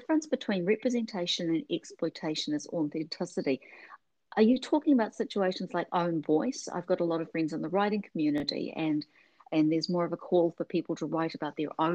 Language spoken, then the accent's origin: English; New Zealand; moved away; I grew up in New Zealand